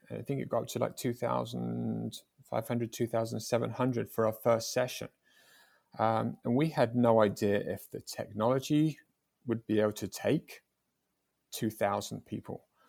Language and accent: English; England, United Kingdom; I was from England.